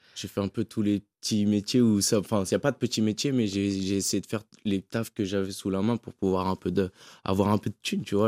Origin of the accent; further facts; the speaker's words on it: French Guiana; je suis guyanais